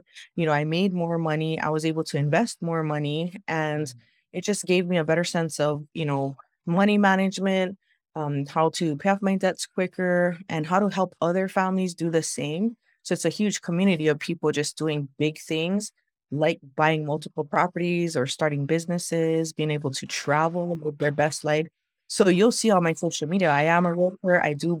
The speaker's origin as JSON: {"language": "English", "region": "Hawaii", "country": "United States", "tie": "born or raised there", "said": "I've born and raised in Hawaii on this island, and everybody knows everybody."}